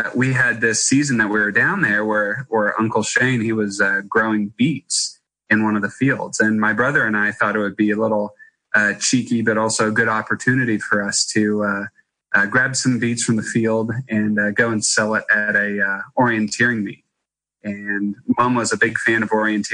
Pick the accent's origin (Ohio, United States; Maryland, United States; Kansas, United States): Kansas, United States; also born or lived in Darling Downs, Queensland, Australia; I grew up as my brother and I, as kids, we ended up traveling between our farm in Kansas that my mom and dad owned and operated, and a wheat farm